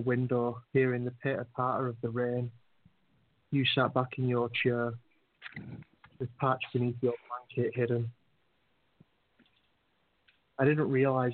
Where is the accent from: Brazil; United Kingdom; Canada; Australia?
United Kingdom; We're British